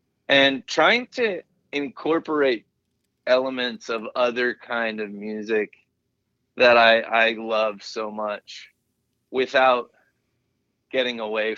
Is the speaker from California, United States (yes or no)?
no; Pennsylvania, United States; born there; You know, I was born in Pennsylvania